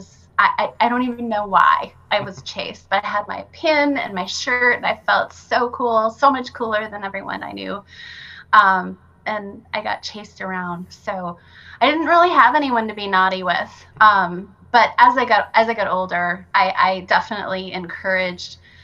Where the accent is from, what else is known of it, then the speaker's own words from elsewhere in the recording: Brookings, South Dakota, United States; I grew up in Brookings, South Dakota